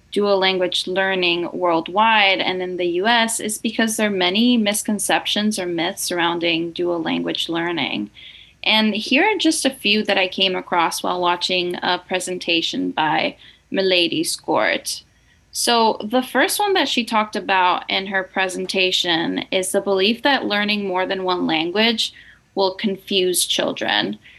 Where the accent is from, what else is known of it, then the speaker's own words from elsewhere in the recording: Nicaragua; moved away; also born or lived in Boston; I'm originally from Nicaragua and I grew up in a fully bilingual household.